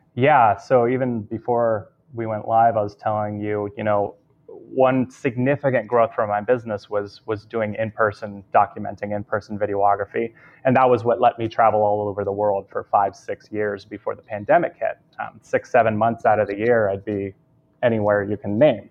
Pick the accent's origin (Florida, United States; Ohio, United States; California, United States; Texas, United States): California, United States; Southern; born and raised in Southern California